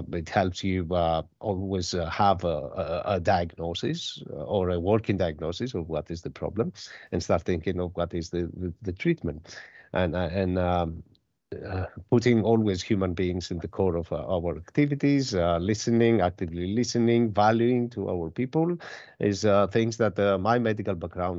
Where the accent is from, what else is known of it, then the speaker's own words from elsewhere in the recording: Greece; born there; Well, about myself, I was born in Greece, and I've graduated the medical school in one of our universities in Thessaloniki.